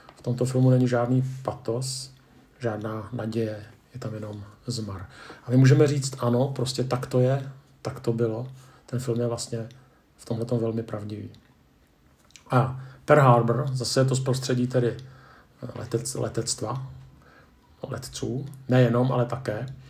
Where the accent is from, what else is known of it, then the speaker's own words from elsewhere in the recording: Czechia; Jako Češi